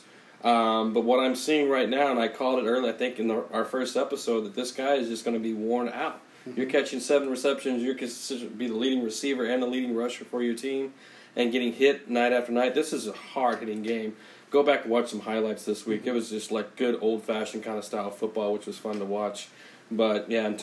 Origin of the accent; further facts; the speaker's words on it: Texas, United States; moved away as an adult; also born or lived in Vermont; I'm from Texas